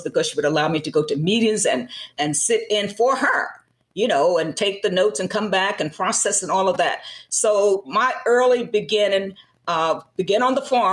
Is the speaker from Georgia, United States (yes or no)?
yes; Twiggs County, Georgia, United States; moved away; also born or lived in Philadelphia, Pennsylvania; I grew up in Twiggs County, a small rural county